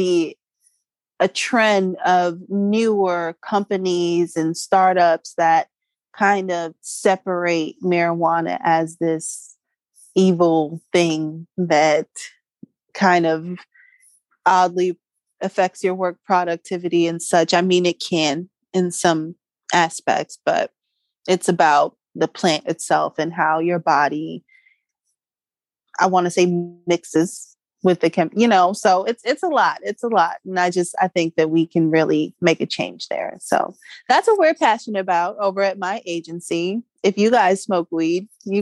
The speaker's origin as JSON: {"language": "English", "region": "California", "country": "United States", "said": "I'm from California"}